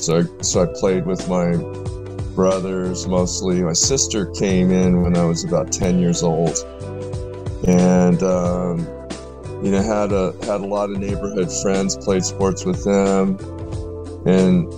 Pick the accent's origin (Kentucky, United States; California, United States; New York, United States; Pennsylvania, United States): California, United States; Daly City; moved away as an adult; also born or lived in San Francisco, California / Tilton, New Hampshire / Dover, New Hampshire; I was born in San Francisco, but I lived in San Francisco for the first 7 years of my life, and then I lived my the rest of the time through my adolescence in Daly City.